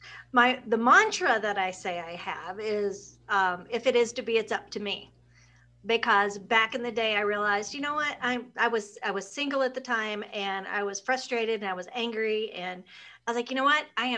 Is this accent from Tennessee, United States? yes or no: yes; the Smokies, Tennessee, United States; also born or lived in Arizona / San Francisco; now in Minnesota, United States; I grew up in the Smokies